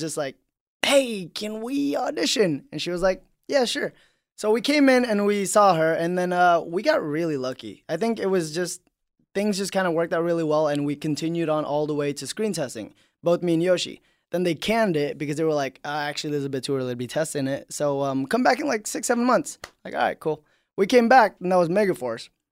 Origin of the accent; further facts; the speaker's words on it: Indonesia; moved away; I grew up in Indonesia